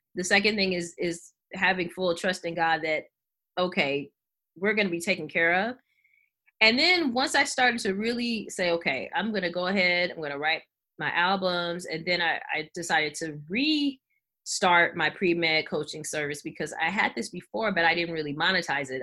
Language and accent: English; Los Angeles, California, United States; moved away; I'm from Los Angeles originally.